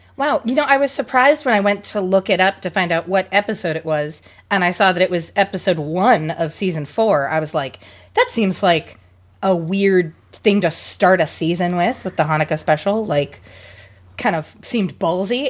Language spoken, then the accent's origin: English; Seattle, Washington, United States; also from here in Washington, I am from Seattle